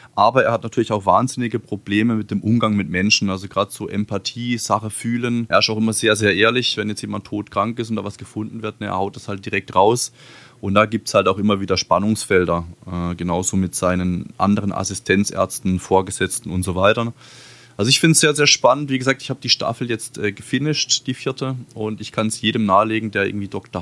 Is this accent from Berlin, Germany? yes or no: no; Baden-Württemberg, Germany; bei uns in Baden-Württemberg